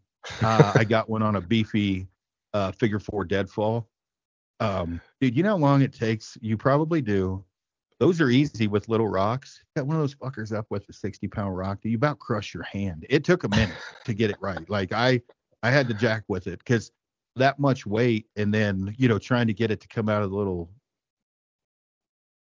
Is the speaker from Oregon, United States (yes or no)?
yes; Detroit, Oregon, United States; I'm from Detroit Lake, Oregon, and it's 200 people in the middle of the Cascades